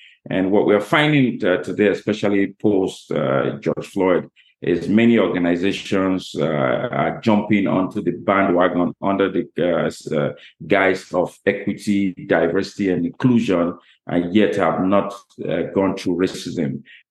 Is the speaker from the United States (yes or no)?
no; Bahamas; now in Canada; that's interesting you say I'm living my dream in Canada because I'm from Bahamas.